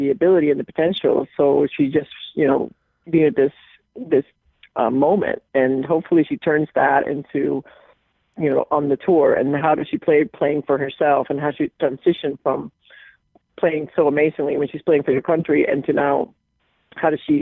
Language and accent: English; Puerto Rico; now in Connecticut, United States; I'm born and raised in Puerto Rico